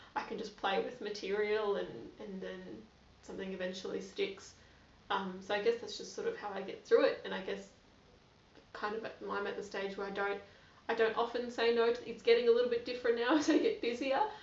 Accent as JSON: {"language": "English", "town": "Gold Coast", "region": "Queensland", "country": "Australia", "tie": "born or raised there", "also_born_or_lived": "Brisbane", "said": "growing up on the Gold Coast"}